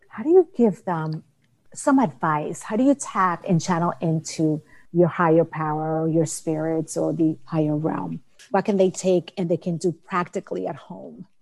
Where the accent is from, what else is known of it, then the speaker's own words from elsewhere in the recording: Dominican Republic; moved away; I'm from the Dominican Republic, and I remember growing up, the neighbors coming over to my grandmother